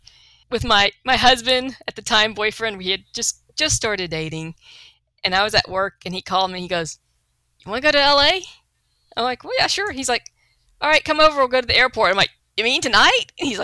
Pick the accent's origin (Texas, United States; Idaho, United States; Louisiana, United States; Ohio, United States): Texas, United States; La Porte; accent: Texas; I grew up in La Porte.